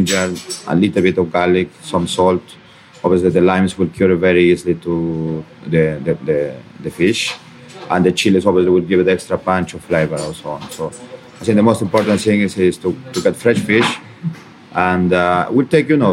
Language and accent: English; Peru; moved away